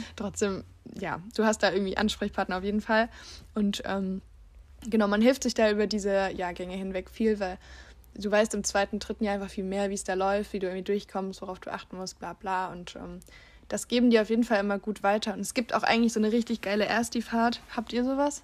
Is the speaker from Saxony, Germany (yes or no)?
yes; Leipzig, Saxony, Germany; moved away as an adult; now in Bulgaria; Ich, wir kommen ja aus Leipzig und ich habe mhm. äh, in Leipzig auch Jura studiert